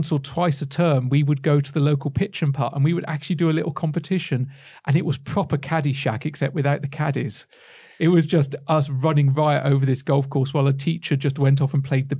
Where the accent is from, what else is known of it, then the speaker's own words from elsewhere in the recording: West Midlands, United Kingdom; I have a weird kind of accent that doesn't belie the fact that I come from the West Midlands.